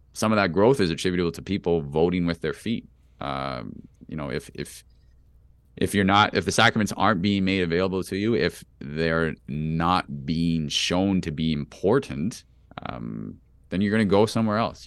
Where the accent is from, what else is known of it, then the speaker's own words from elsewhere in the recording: Toronto, Ontario, Canada; also born or lived in United States; I grew up in Toronto